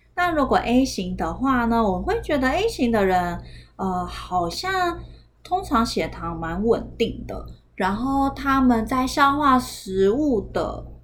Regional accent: Taiwan; 不然我们台湾人应该普遍上来说是天生都没有乳糖的酵素的

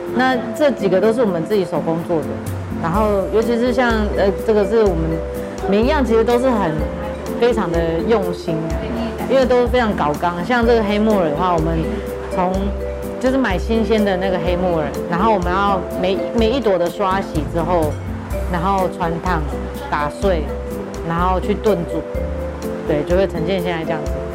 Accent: southern Taiwan, Taiwan; now in Taipei, Taiwan; 就是小时候在南部， 就是外婆带的

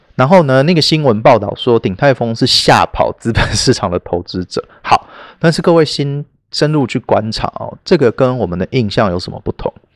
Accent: Taiwan; 因为我们台湾人

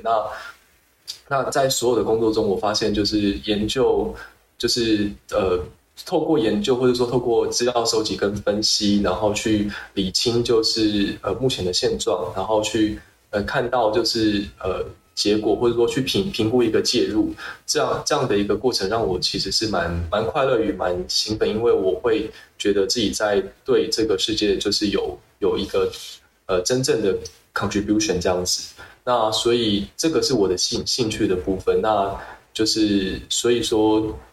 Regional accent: Taiwan; 以身为台湾人的身份

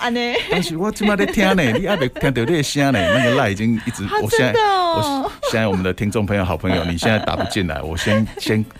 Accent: Zhutang, Changhua County, Taiwan; moved away as an adult; 我在这边出生长大啊。

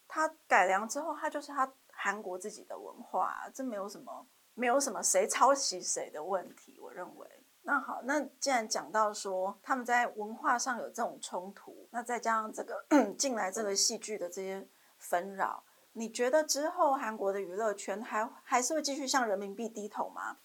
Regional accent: Taiwan; 所以我觉得韩剧这个其实也可以让我们台湾做一个参考

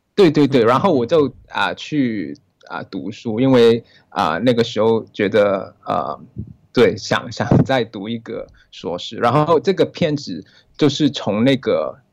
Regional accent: Hong Kong; 我是来自香，啊，啊，这是香港人

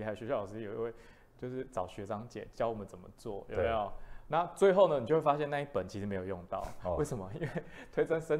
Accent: Pingtung County, Taiwan; 因为我是屏东人，

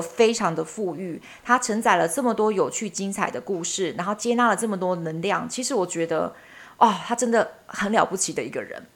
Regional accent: Taiwan; 很像我们台湾人要拍鬼片的基本色调

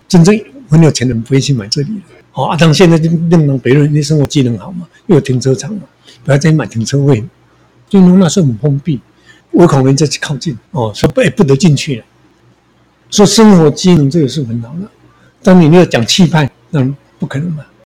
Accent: rural Taichung, Taiwan; now in Taipei, Taiwan; 我是在台中一个乡下出生的

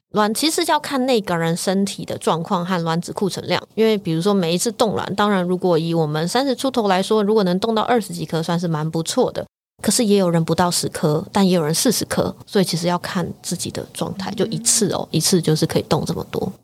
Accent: Taiwan; moved away as an adult; also born or lived in United Kingdom; 这几年回到台湾之后，我就加入了 T F C Taipei Fertility Center 台北生殖中心，然后来协助他们运营这个品牌

